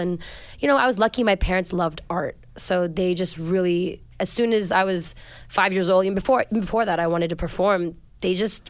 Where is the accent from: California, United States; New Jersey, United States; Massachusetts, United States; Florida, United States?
California, United States; Los Angeles; I'm born and raised in Los Angeles.